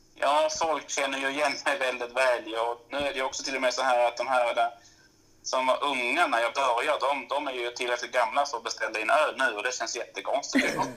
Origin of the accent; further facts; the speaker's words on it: Malmö, Skåne, Sweden; also born or lived in Norrland; now in Tärnaby, Sweden; jag är född och uppvuxen i Malmö, flyttat norrut ganska så snabbt egentligen